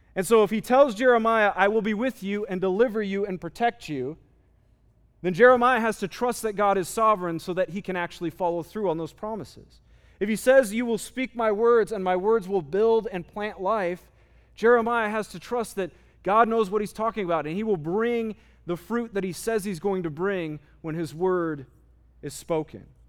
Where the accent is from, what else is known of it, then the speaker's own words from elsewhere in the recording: United States; as American Christians